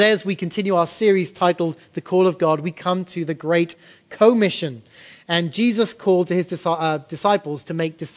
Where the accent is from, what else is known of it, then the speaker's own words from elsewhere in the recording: England, United Kingdom; moved away; When I was a kid growing up in England in the 80s